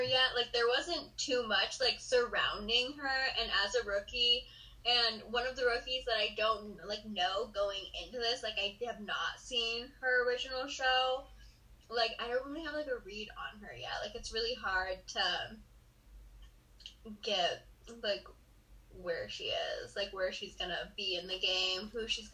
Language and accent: English; Montana, United States; I'm from Montana